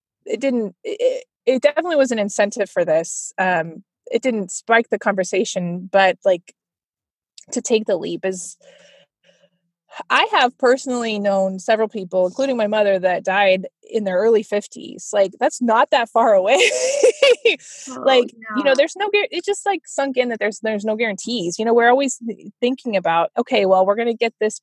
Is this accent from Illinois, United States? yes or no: no; California, United States; moved away; I'm from California originally